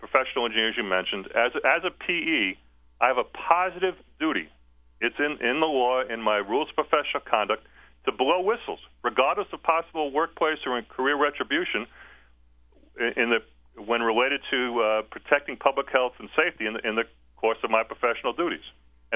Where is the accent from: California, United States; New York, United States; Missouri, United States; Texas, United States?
New York, United States; moved away as an adult; now in East Tennessee, United States; I grew up in New York.